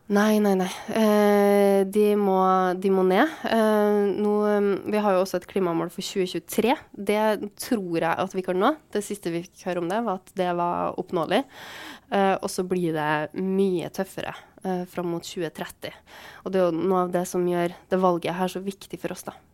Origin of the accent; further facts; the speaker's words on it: Trondheim, Trøndelag, Norway; also born or lived in Svartlamoen / Byåsen; jeg er oppvokst på Tiller